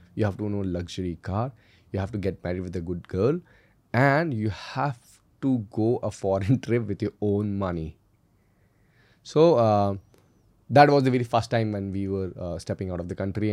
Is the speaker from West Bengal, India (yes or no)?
no; Indore, Madhya Pradesh, India; also born or lived in Delhi; We, we hail from Indore, it is the cleanest city of India